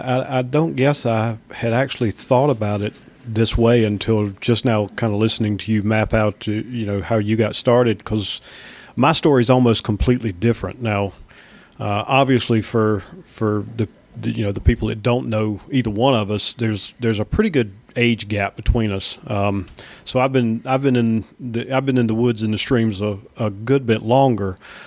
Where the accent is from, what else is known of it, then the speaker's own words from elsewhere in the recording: Australia; accent: Australian; Well, and at that time we weren't talking on the phone, so you know my Australian accent didn't you throw you off